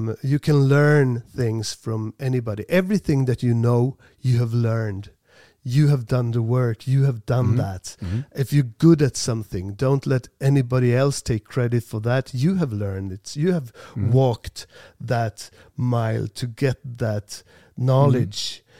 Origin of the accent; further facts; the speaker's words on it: Sweden; English is a second language; also born or lived in Farsta, Stockholm; We're from Sweden